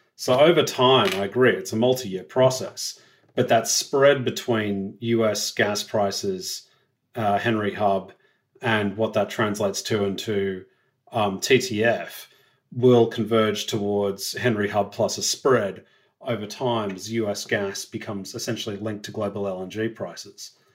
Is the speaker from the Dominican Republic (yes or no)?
no; Australia; as an Australian